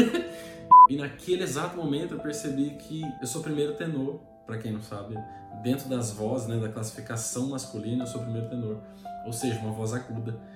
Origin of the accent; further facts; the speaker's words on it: São José dos Campos, São Paulo, Brazil; eu sou de São José dos Campos